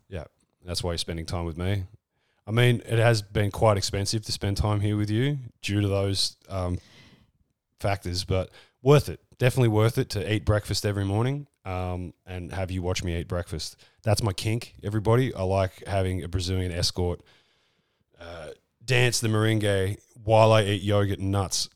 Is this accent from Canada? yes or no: no; Australia; accent: Australian; I'm leaning into my Australian accent